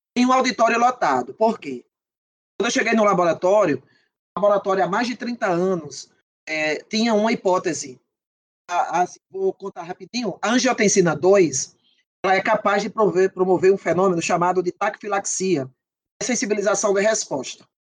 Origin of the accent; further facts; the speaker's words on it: Patos, Paraíba, Brazil; moved away as an adult; eu vinha do interior da Paraíba, né? Eu não sou da capital, João Pessoa